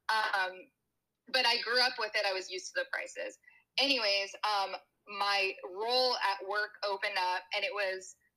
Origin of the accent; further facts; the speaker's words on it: Bay Area, California, United States; moved away as an adult; also born or lived in San Francisco, California; now in Austin, United States; I'm from the Bay Area. I went to college in SoCal.